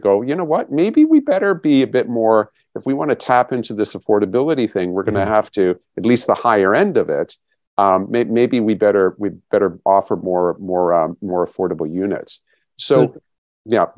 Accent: Waterloo, Ontario, Canada; moved away; Waterloo's my hometown, so I get back there fairly regularly

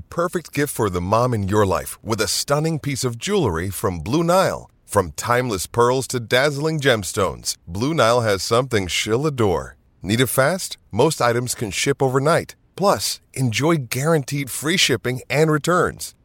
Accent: United States; as an American

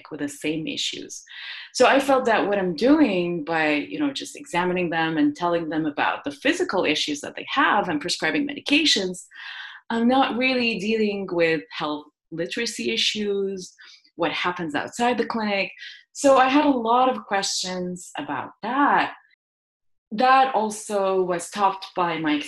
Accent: Jordan; moved away as an adult; also born or lived in Iowa, United States; now in San Diego, United States; I grew up in the Middle East in a country where, you know, public health was not a distinct science, but there were a lot of social determinants of health, if you want, such as living in a war zone. You know, we're in a country in Jordan

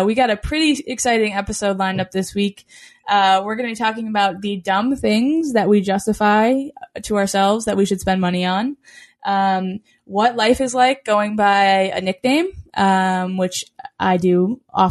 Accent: Franklin, United States; now in San Diego, United States; it was my high school field when I was growing up in Franklin

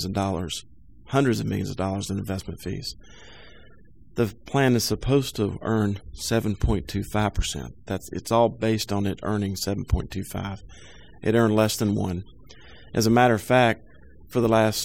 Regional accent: Winston-Salem, North Carolina, United States; Lifelong resident of Winston-Salem

